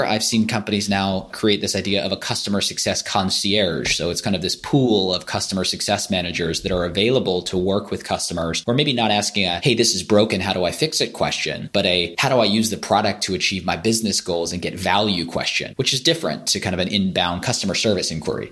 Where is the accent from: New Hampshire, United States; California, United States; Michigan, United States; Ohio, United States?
California, United States; moved away as an adult; now in London, United Kingdom; I grew up in California. I now live in London